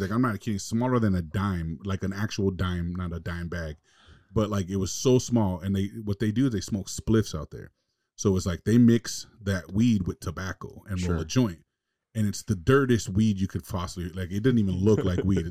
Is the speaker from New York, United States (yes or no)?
no; Los Angeles, California, United States; I was from LA, I was from West Coast, I was from the States